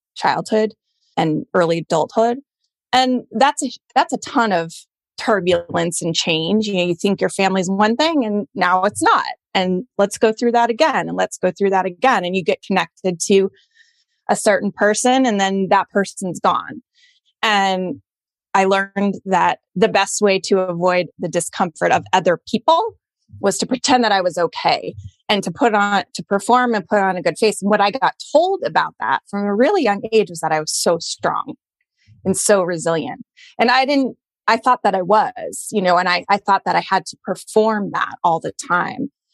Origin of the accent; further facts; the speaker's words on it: Colorado, United States; moved away as an adult; also born or lived in Boston; I grew up in Colorado in a pretty white bread suburban town